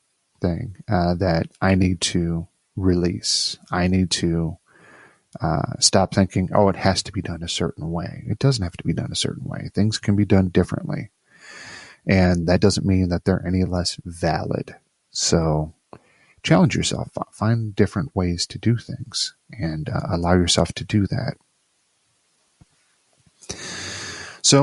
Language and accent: English; Midwest, United States; now in Virginia, United States; I'm from the Midwest, so we have a certain way about us that we're shucks.